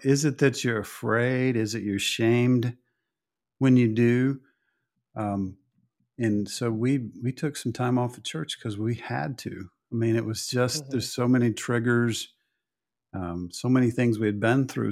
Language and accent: English; Oklahoma, United States; moved away; I came from Oklahoma